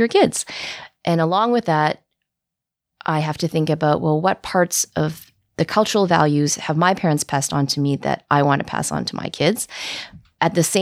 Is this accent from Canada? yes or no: yes; Vancouver, British Columbia, Canada; I'm born and raised in Vancouver